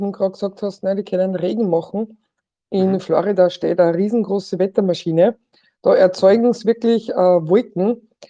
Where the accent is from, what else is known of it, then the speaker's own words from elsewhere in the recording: Austria; also das findet auch bei uns in Österreich auch statt